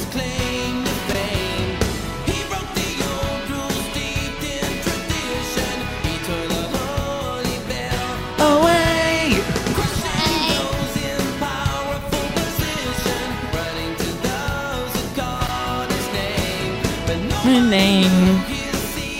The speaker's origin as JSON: {"language": "English", "region": "Nebraska", "country": "United States", "tie": "born or raised there", "said": "I did it in my hometown in Nebraska"}